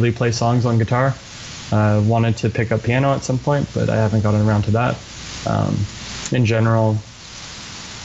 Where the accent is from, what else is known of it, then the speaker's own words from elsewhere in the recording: just outside of Toronto in the GTA, Ontario, Canada; I grew up just outside of Toronto in the GTA